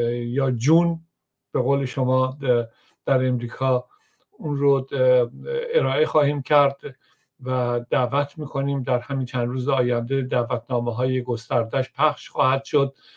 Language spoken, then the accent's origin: Persian; Iran; moved away; من به عنوان یک ایرانی